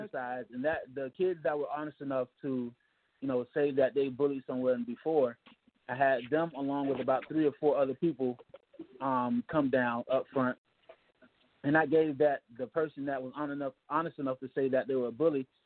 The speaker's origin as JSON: {"language": "English", "town": "Miami", "region": "Florida", "country": "United States", "moved": "yes", "said": "I'm from Miami, Florida."}